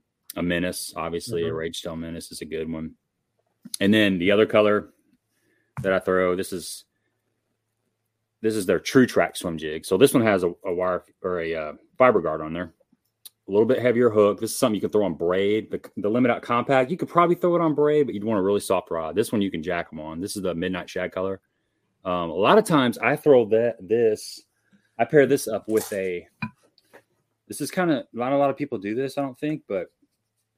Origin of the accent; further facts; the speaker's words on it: Cape Girardeau, Missouri, United States; I'm from Cape Girardeau, Missouri, which is about 100 miles south of St. Louis.